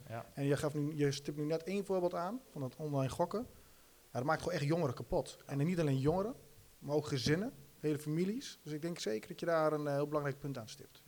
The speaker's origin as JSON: {"language": "Dutch", "town": "Rijssen", "region": "Overijssel", "country": "Netherlands", "said": "ik kom zo uit Rijs, ik merk het in Rijs heel sterk. Ik, en ik denk dat, dat dat ook wel in ons DNA zit als, als Twentenaren"}